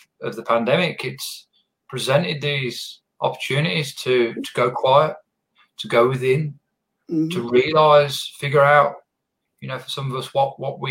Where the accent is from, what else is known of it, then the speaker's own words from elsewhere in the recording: England, United Kingdom; now in Australia; I'm from England originally